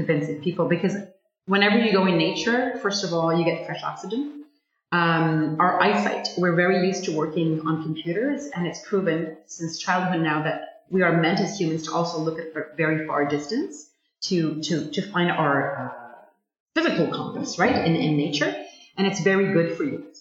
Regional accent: Montreal, Quebec, Canada; also born or lived in Sainte-Adèle, Quebec; now in Ottawa, Canada; I'm a Montrealer, and I'm used to a bigger city, but I grew up in the Laurentians

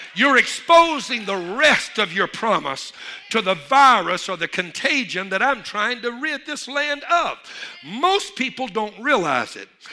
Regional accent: Louisiana, United States; I'm from Louisiana

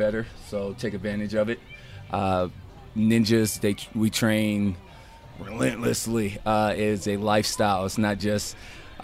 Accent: Denver, Colorado, United States; moved away as an adult; now in Houston, United States; Originally, I'm from Denver, Colorado

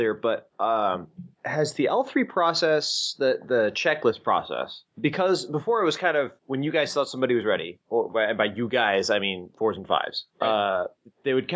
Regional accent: Montana, United States; now in Santa Clara, United States; I'm originally from Montana

